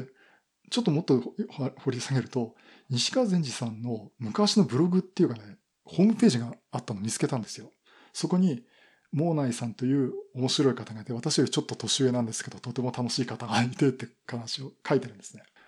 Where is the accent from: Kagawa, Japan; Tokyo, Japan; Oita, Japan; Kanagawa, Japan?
Kanagawa, Japan; Yokohama; moved away as an adult; also born or lived in Koriyama, Fukushima; 地元は横浜